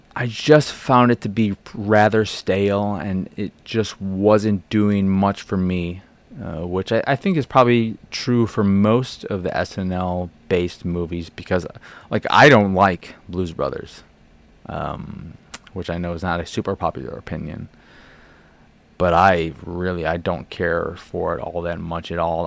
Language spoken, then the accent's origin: English; Chicago, Illinois, United States; I grew up in Boystown